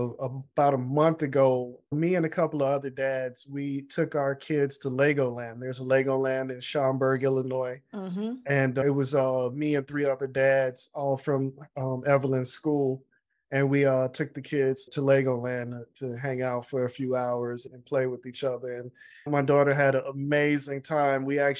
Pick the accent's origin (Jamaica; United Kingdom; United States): Jamaica; You know, I'm Jamaican, you know, we work hard.